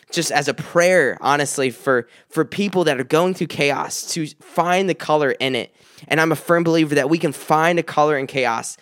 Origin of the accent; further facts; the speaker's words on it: South Carolina, United States; now in Michigan, United States; I'm from South Carolina